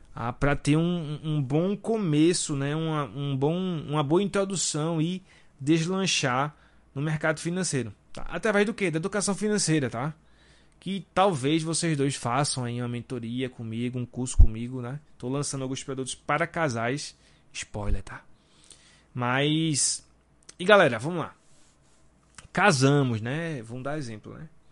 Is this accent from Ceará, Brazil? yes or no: no; Recife, Pernambuco, Brazil; Nós somos aqui de Recife